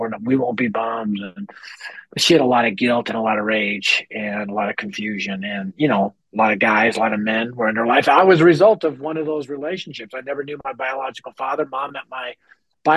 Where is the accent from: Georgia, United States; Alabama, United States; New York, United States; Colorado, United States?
Colorado, United States; Denver; I grew up in North Denver, which at the time, now it's been gentrified, but at the time it was the highest crime rate area in our city.